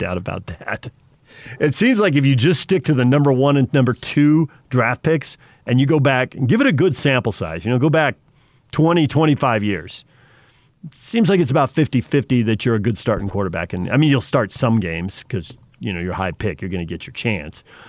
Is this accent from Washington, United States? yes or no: no; New Jersey, United States; moved away; I grew up in Jersey with people who gamble